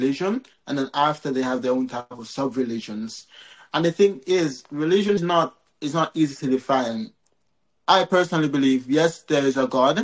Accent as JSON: {"language": "English", "country": "Jamaica", "said": "I'm from Jamaica."}